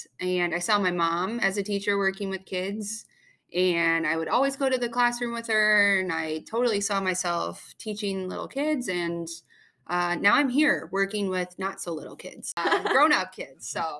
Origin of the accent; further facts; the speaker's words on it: Cedar Rapids, Iowa, United States; I'm from Cedar Rapids, Iowa.